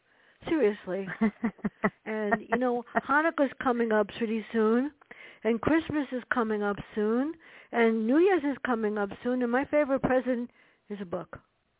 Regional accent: New York City, New York, United States; True stories growing up in the South Bronx.

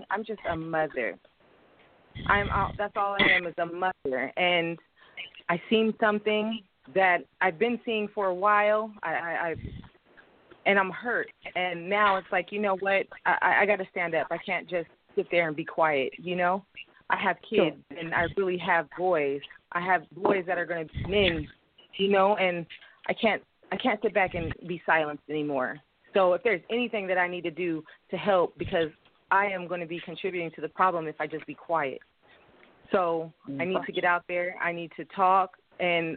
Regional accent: San Diego, California, United States; now in Texas, United States; I'm from San Diego, California, and I'm from Texas. Actually, my dad's side of the family lived here, and I just uprooted, said, hey, I want to go try it

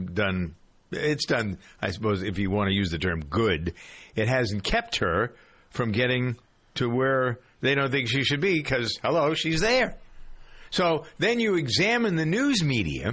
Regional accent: Framingham, Massachusetts, United States; Framingham, by the way, which is my hometown today

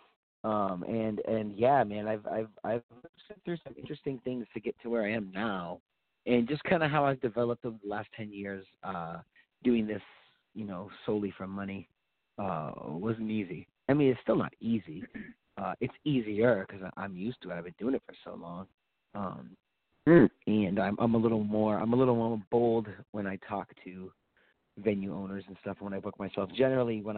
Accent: Pittsfield, Maine, United States; right in Pittsfield, Maine, where I grew up

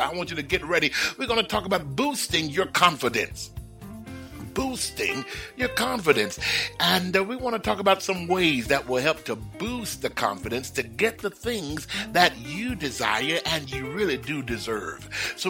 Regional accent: Texas, United States; I grew up in Texas, and it used to be real hot in Texas.

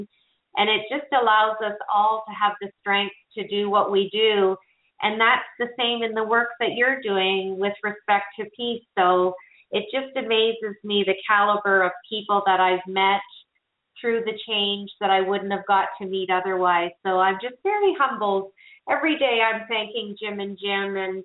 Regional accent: Canada; I'm from Canada

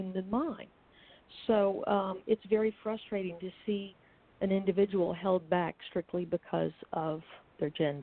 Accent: St. Petersburg, Florida, United States; moved away as an adult; now in New York, United States; I grew up in the 70s, 60s and 70s in the South

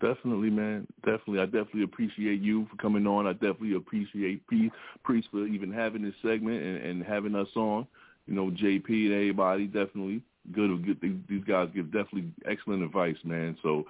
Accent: New York, United States; now in the South, United States; I'm originally from New York, so I like the cold

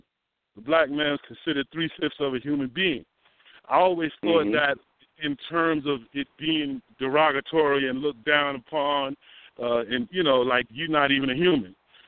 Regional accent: New York City, New York, United States; I grew up in New York City school system.

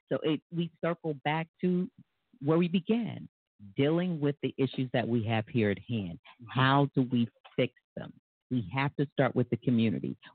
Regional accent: Tulsa, Oklahoma, United States; I'm from Tulsa

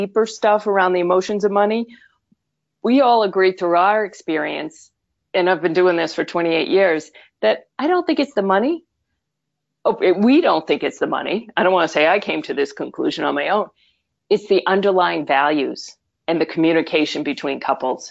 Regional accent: Boston, Massachusetts, United States; accent: Boston; moved away as an adult; now in Vermont, United States; I'm originally from Boston, as anyone listening may catch that Boston accent, despite having lived in Vermont for well over 25 years.

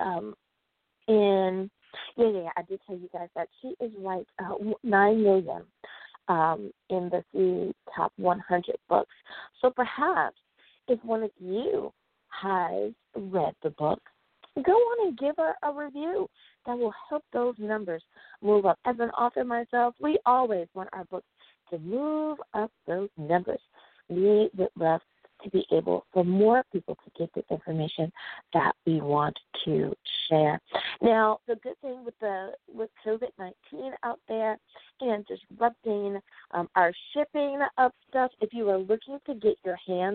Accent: United States; my home country. That is the United States

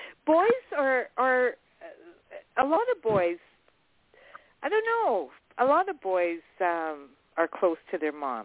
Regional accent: Canada; I'm from Canada. I'm from Canada.

